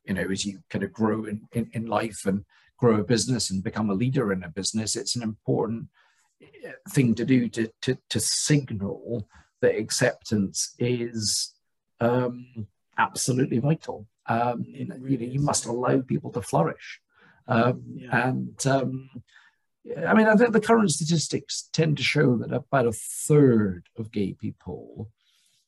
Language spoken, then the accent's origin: English; Scotland, United Kingdom; I was born in Scotland